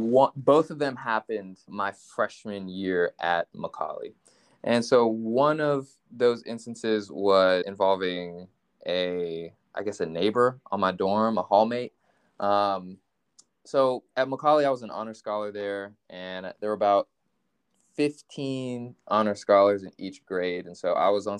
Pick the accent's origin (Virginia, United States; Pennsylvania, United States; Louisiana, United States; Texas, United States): Virginia, United States; Richmond; also born or lived in Washington, D.C.; I was born in Washington, D.C., but grew up in Richmond, Virginia, before then moving to Northern Virginia